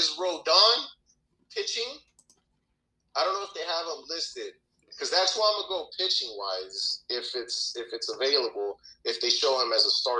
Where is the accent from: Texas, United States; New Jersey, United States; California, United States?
California, United States; Los Angeles; You don't come in my hometown of Westwood